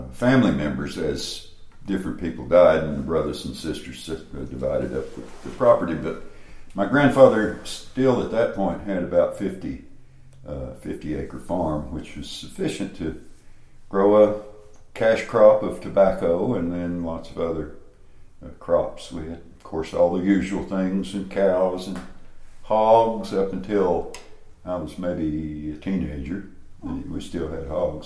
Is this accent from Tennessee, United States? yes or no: yes; Greeneville, Tennessee, United States; moved away as an adult; now in Knoxville, United States; I grew up in Greenville, Tennessee.